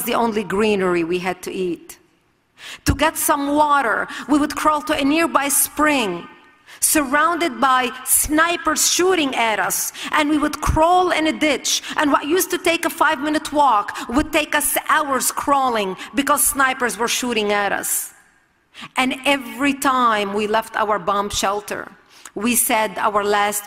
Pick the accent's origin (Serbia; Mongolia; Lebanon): Lebanon; I was born and raised in Lebanon